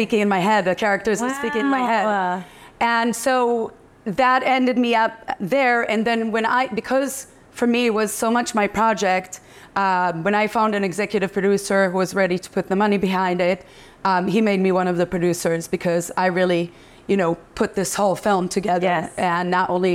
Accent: Israel; moved away as an adult; also born or lived in London / Paris / New York; I went to an art high school in Israel and I studied theater

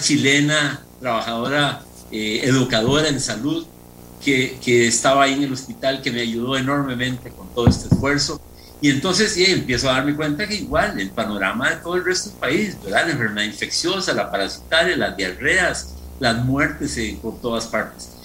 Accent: Atenas, Alajuela, Costa Rica; mi pueblo querido

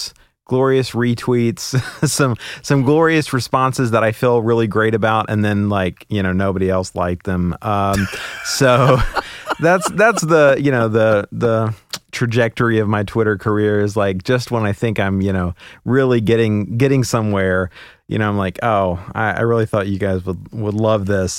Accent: West Virginia, United States; born there; also born or lived in Oklahoma / Kentucky / Alabama / Oregon; And so I lived, I was born in West Virginia. I lived in Oklahoma, Kentucky, Alabama, Oregon, Washington, Ohio, bunches of places.

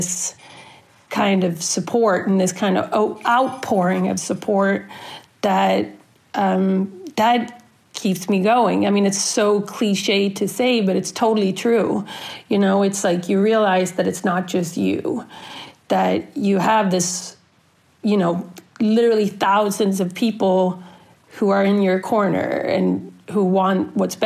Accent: Sweden; moved away as an adult; now in United States; I'm originally from Sweden, born and raised, and I moved to the States in the end of 99, beginning of 2000

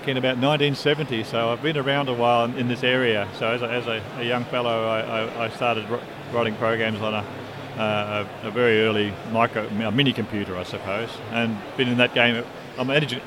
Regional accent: Melbourne, Victoria, Australia; I'm from Australia. We're from Melbourne, Victoria, in Australia.

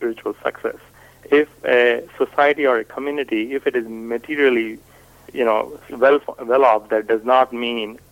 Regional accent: India; first language Hindi; English is a second language; moved away as an adult; now in United States; I am from India. I am right now speaking in English. My native tongue is Hindi.

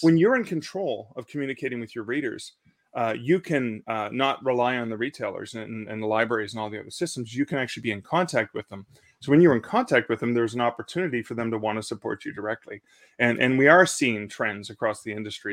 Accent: Canada; as a Canadian

